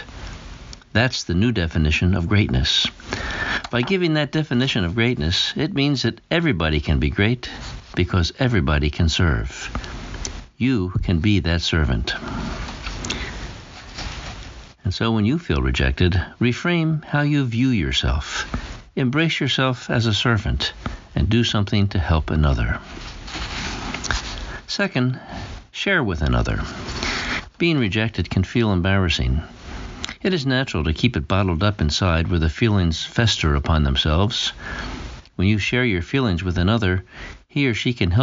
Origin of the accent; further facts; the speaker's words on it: Pennsylvania, United States; moved away; also born or lived in Massachusetts / Rhode Island / Maine; I grew up in Pennsylvania, the Keystone State